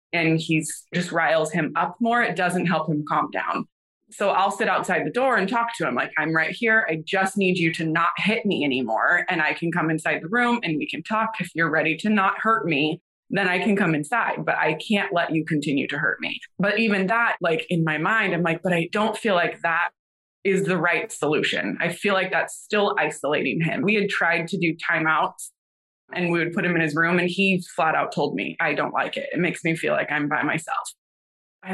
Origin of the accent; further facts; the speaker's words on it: Northern California, United States; moved away as an adult; now in Nashville, United States; I'm originally from Northern California, born and raised there